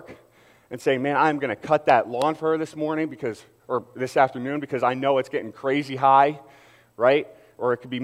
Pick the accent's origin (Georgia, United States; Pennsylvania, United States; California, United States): Pennsylvania, United States; Philadelphia; I got to represent my hometown